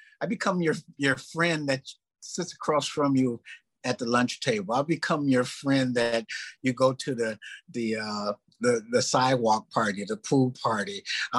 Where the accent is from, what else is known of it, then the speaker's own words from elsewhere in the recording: Minneapolis, Minnesota, United States; growing up in Minneapolis, and you know, Minneapolis was 1% Black back then, maybe a little higher